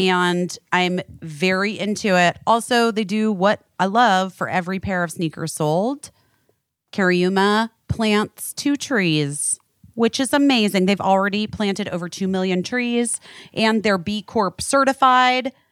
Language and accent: English; West Coast, United States; moved away; I'm really from the West Coast